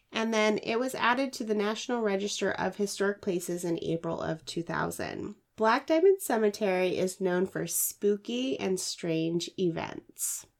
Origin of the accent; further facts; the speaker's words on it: Washington, United States; my home state of Washington